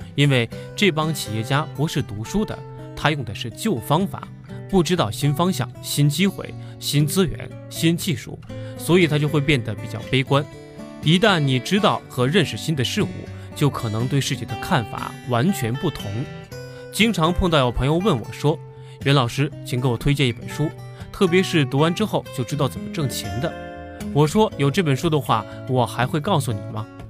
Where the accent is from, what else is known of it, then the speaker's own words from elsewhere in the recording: China; 我们中国人觉得自己什么东西都很自然